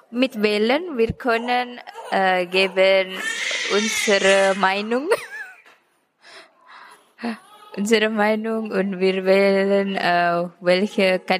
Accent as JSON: {"language": "German", "country": "Indonesia", "second_language": "German", "moved": "as an adult", "lives_now": "Austria", "said": "ich komme aus Indonesien. Ich bin 27 Jahre alt. Ich bin seit einem Jahr in Österreich."}